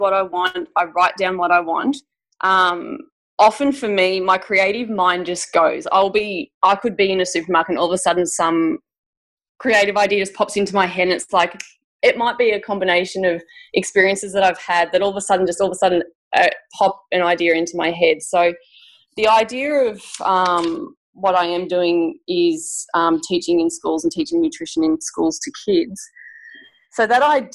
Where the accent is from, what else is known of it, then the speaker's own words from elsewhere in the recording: Victoria, Australia; I'm from Victoria, so the Victoria curriculum